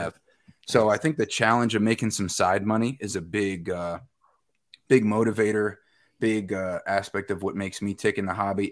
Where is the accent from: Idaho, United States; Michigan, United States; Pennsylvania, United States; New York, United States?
New York, United States; Westchester County; now in Medford, United States; I grew up in Westchester County, New York